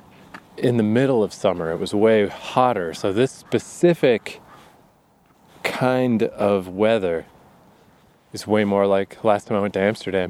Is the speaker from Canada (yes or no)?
yes; east coast of Canada, Atlantic Canada, Canada; I've been stuck in the east coast of Canada so long.